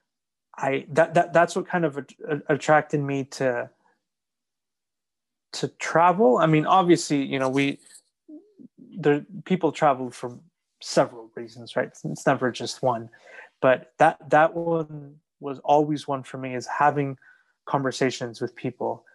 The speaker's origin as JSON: {"language": "English", "town": "New York City", "region": "New York", "country": "United States", "said": "I'm originally from New York"}